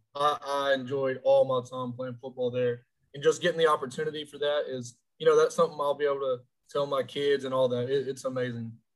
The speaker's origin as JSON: {"language": "English", "town": "Orange", "region": "Texas", "country": "United States", "tie": "born or raised there", "said": "I'm from Orange, Texas, Fruit City, Texas. Uh, the 409. I was raised there, born there"}